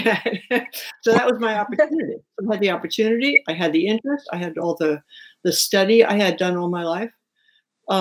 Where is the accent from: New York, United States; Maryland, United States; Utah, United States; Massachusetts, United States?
New York, United States; New York City; moved away; also born or lived in Japan / West Sacramento; I grew up in New York City.